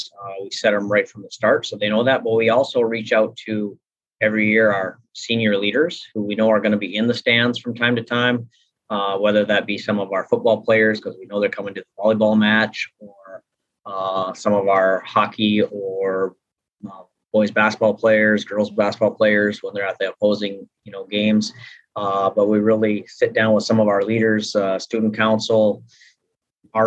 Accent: North Dakota, United States; I switched to fifth grade for 3 years back in my hometown

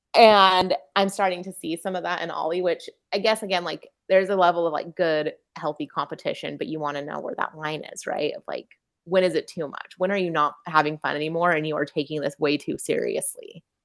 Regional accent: Utah, United States; growing up in Utah

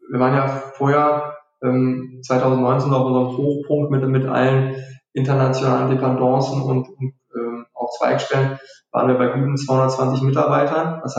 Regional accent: North Rhine-Westphalia, Germany; wir, wir kommen ja hier aus dem Ruhrgebiet, deswegen sind, liegen uns Fußballbeispiele sehr oft nah.

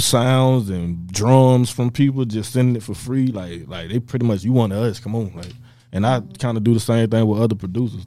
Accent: Tampa, Florida, United States; I'm from Tampa

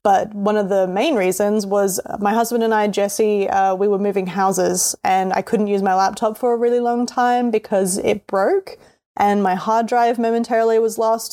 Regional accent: Australia; accent: Australian; I'm Australian, so that's why my voice sounds the way that it does.

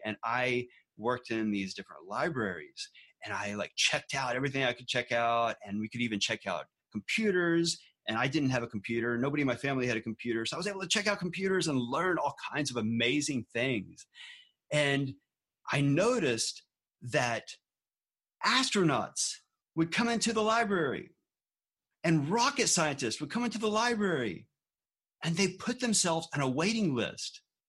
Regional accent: Galveston, Texas, United States; born or raised there

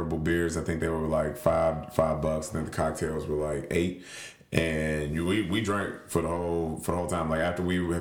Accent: Nashville, Tennessee, United States; I'm from Nashville

